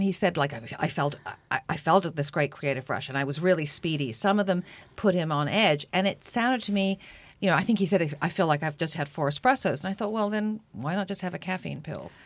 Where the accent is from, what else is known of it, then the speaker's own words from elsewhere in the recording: England, United Kingdom; now in Canada; I grew up watching it when I was growing up in England.